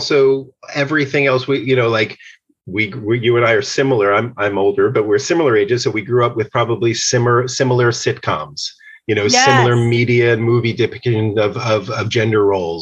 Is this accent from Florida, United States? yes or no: no; outside of New York City, United States; I grew up outside of New York City